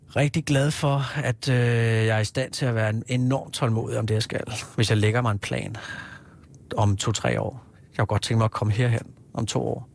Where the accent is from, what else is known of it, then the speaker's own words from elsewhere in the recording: Hillerød, Capital Region of Denmark, Denmark; moved away as an adult; also born or lived in Kirke Værløse; now in Copenhagen, Denmark; jeg er født på Rigshospitalet i 74, og så øh, har jeg boet øh, i Kirkeværløse lige i min alleryngste år. Ellers så har jeg vokset op i Hillerød.